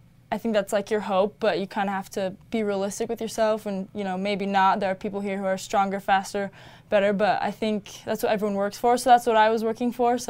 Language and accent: English; California, United States; Growing up in Southern California, you know, you're by USC, UCLA, all the California schools